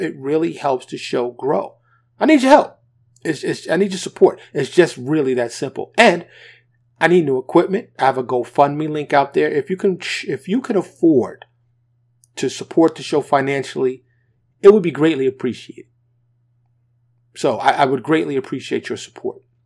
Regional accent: New York, United States; being a black man, born and raised in New York, in abject poverty

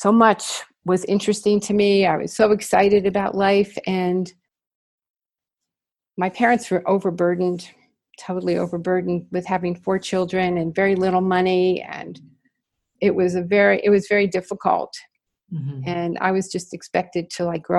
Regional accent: New York City, New York, United States; I grew up in New York City, which is where I was born.

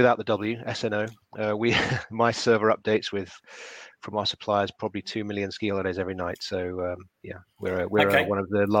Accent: Yorkshire and the Humber, United Kingdom; now in London, United Kingdom; although we're London-based, I'm from Yorkshire, and my mum's up near Sheffield.

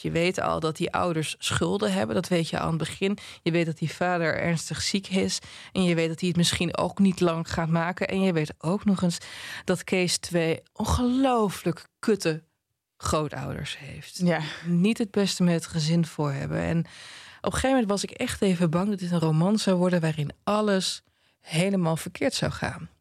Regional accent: Twente, Overijssel, Netherlands; ik kom uit Twente

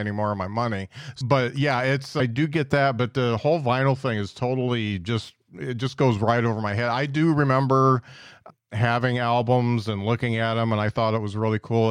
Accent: Indiana, United States; now in Huntsville, United States; I come from Indiana

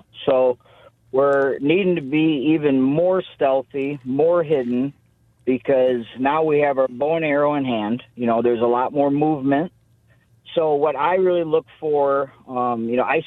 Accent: Sebring, Michigan on the Saginaw Bay, United States; I grew up in Sebring, Michigan on the Saginaw Bay

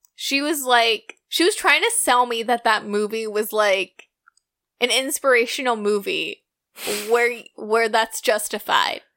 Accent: United States; I'm so American

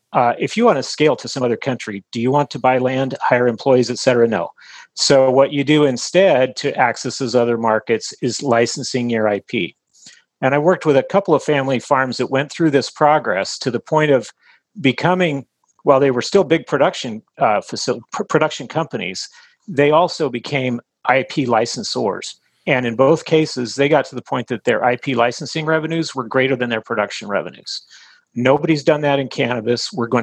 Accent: Texas, United States; born there; I was born in Texas on a military base. My dad was in the Air Force, but my parents had both grown up in a small town in Utah.

